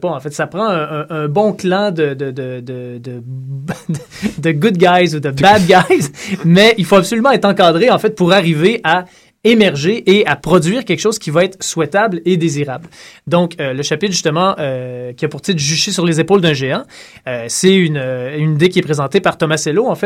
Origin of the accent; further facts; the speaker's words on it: Saint-Tite, Quebec, Canada; je viens de Saint-Tite.